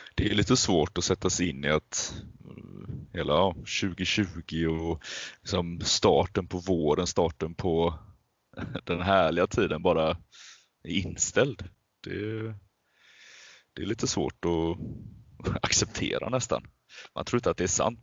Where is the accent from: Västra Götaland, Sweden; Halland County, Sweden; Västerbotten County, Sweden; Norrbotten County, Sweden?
Västra Götaland, Sweden; Alingsås; jag är född och uppvuxen i eh, Alingsås